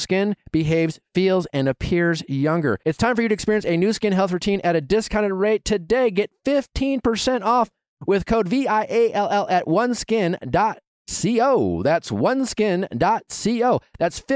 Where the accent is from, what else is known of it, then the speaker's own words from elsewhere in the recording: Wisconsin, United States; I'm just like some schlup from fucking Wisconsin